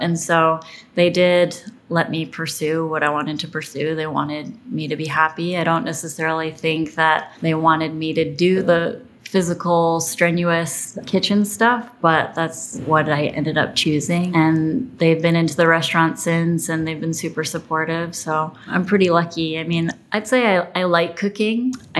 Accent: New Orleans, Louisiana, United States; born there; I was born in New Orleans and then along with my brother, I'm the youngest of 4

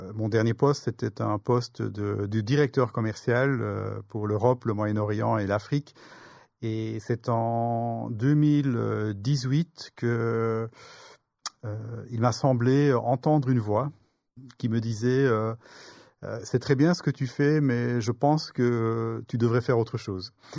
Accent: Brussels, Brussels-Capital Region, Belgium; je suis originaire pardon, de, de Bruxelles, de Belgique

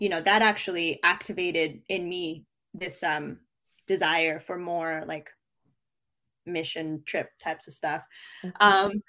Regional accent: Philippines; born there; You know, I was born in the Philippines, like I mentioned.

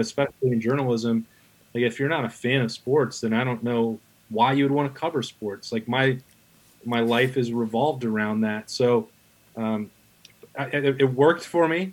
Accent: Wyoming, United States; moved away as an adult; also born or lived in Atlanta, Georgia / Tennessee; now in Columbus, United States; I was had an academic scholarship to Wyoming, uh, my home state

